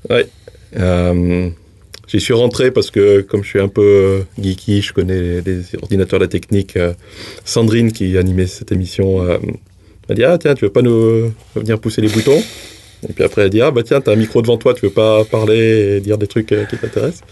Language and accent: French; Haute-Loire, Auvergne-Rhône-Alpes, France; moved away as an adult; now in New Zealand; J'ai grandi, en plus, je viens de Haute-Loire.